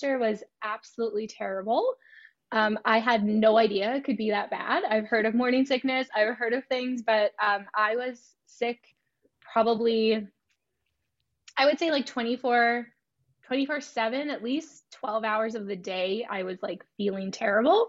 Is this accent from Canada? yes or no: yes; Canada; I'm from Canada